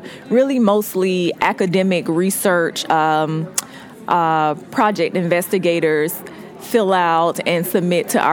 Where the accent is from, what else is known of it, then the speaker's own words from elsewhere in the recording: Jacksonville, Florida, United States; also born or lived in Albany, Georgia; now in Atlanta, United States; I was born in Albany, Georgia, which is about 2 hours from here, but I grew up in Jacksonville, Florida